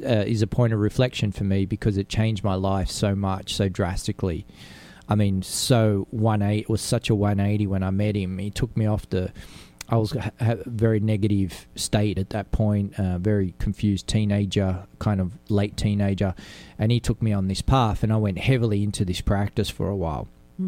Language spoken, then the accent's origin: English; Sydney, New South Wales, Australia; I was an Italian growing up in Australia with a different culture